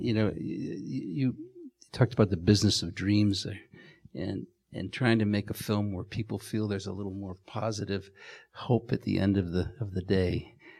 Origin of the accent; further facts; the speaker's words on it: Chicago, Illinois, United States; my growing up in Chicago